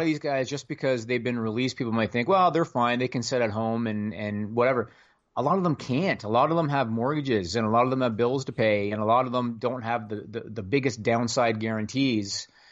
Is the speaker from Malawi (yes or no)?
no; Canada; I'm Canadian